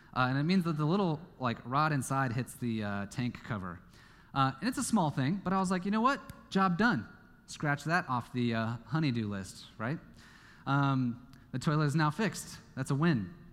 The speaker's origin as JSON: {"language": "English", "region": "Kansas", "country": "United States", "tie": "born or raised there", "moved": "yes", "said": "my home state is Kansas"}